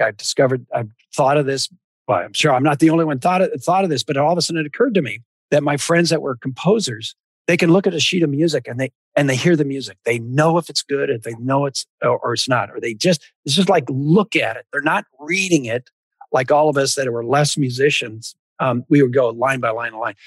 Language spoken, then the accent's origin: English; Spokane, Washington, United States; also born or lived in California / northern Idaho / southern British Columbia; I grew up with in Washington